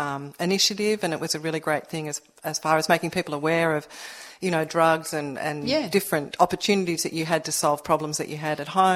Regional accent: Narrabeen, New South Wales, Australia; I live in Narrabeen, born and bred.

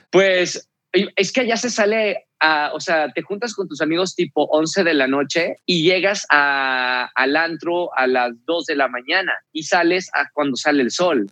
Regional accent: Mexico; moved away as an adult; also born or lived in Argentina / Mexico City; era un mexicano en Argentina

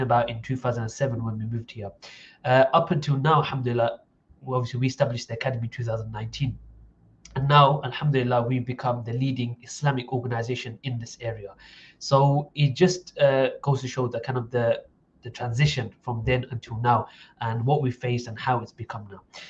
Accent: Essex, East of England, United Kingdom; I was brought up in Essex

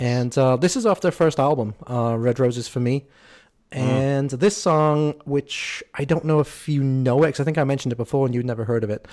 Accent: England, United Kingdom; as an English person here

